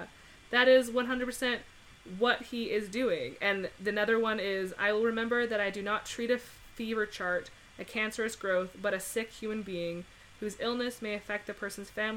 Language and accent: English; Canada; I am Canadian